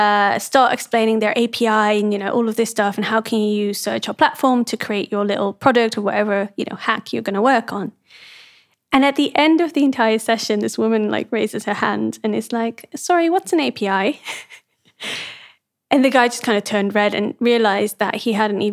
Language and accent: English; Amsterdam, North Holland, Netherlands; So I grew up mostly in the Netherlands, in Amsterdam